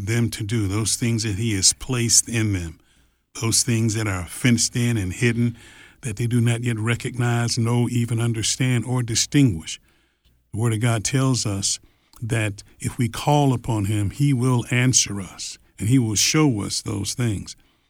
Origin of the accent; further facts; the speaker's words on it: Detroit, Michigan, United States; I grew up in Detroit. Yeah, Detroit, Michigan. In Detroit, Michigan, correct. Mm-hmm. And so we've only been in the South for 20-some years now.